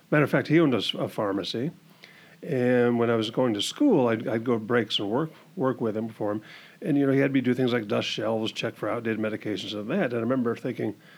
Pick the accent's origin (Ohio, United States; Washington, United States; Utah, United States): Washington, United States; also born or lived in Everett, Washington / Gig Harbor, Washington; now in Camano Island, United States; born and raised in Washington, I was born in Everett. Grew up kind of in between Bellevue, Renton, and Issaquah